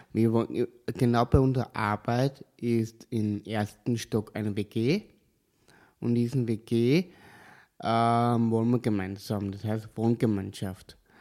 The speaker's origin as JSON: {"language": "German", "town": "Kapfenberg", "region": "Styria", "country": "Austria", "lives_now": "Leoben, Austria", "said": "Ich komme aus Kapfenberg, ich wohne auch in Leoben"}